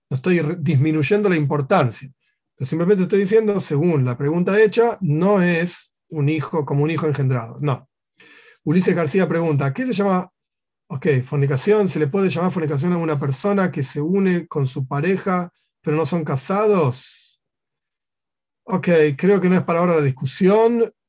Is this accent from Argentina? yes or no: yes; Argentina; yo soy, yo soy argentino y quiero conocer las leyes argentinas